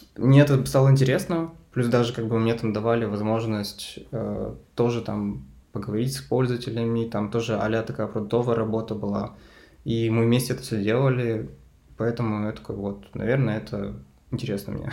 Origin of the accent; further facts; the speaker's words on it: Lysva, Perm Krai, Russia; я родом из Перми, и я переехал из маленького города, который называется Лысьево, а, в этот такой, типа, региональный центр.